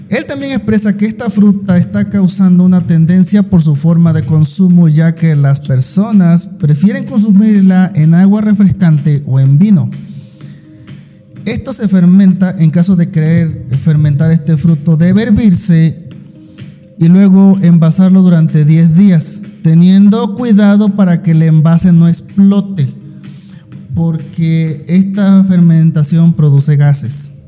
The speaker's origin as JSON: {"language": "Spanish", "town": "Los Tuxtlas", "region": "Veracruz", "country": "Mexico", "said": "Un saludo para mi tierra allá en los Tuxtlas, allá en Veracruz."}